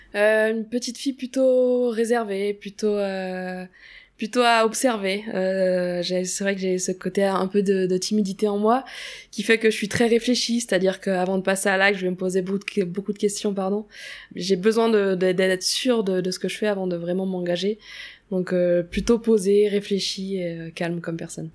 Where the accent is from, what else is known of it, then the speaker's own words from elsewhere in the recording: Auray, Brittany, France; moved away as an adult; also born or lived in Rennes; J'ai grandi, je suis née là-bas, j'ai fait ma scolarité aussi jusqu'à mes 18 ans.